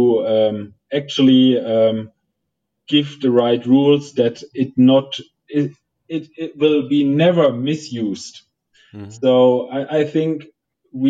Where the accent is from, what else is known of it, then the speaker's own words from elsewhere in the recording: Germany; English is a second language; I'm German, I'm coming from Germany